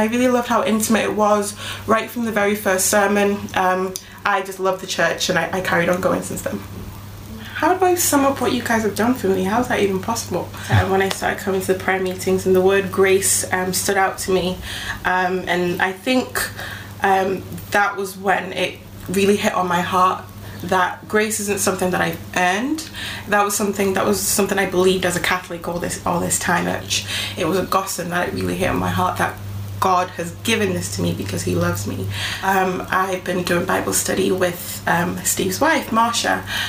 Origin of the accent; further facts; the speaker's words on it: Ghana; now in Wigan, United Kingdom; My family and I live in a town called Wigan in the northwest of England. We're originally from Ghana in West Africa. We moved to the UK in 2004.